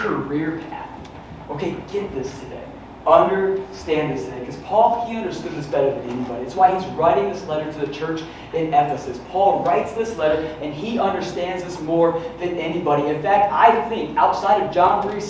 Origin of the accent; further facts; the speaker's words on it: West Michigan, United States; we're from West Michigan